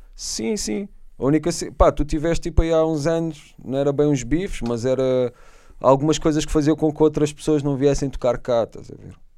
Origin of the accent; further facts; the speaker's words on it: Setúbal, Portugal; Em Setúbal, quando sou filho da terra